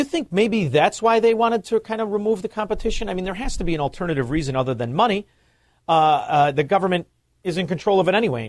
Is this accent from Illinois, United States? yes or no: yes; Chicago, Illinois, United States; also born or lived in Melrose Park; I'm from Chicago